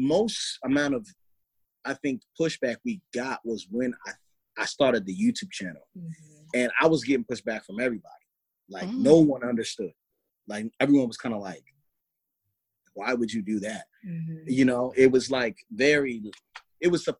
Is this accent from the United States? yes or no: yes; Baltimore, Maryland, United States; I'm from Baltimore, Maryland